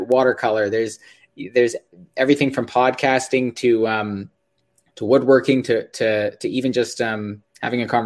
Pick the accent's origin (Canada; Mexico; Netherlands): Canada; just northeast of Toronto, Ontario; I'm from just north of Toronto, Ontario, just northeast of Toronto, Ontario.